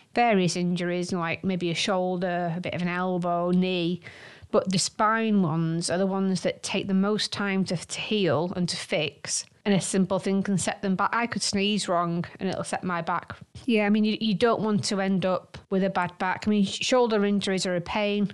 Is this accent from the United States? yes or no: no; Manchester, North West England, United Kingdom; we are from Manchester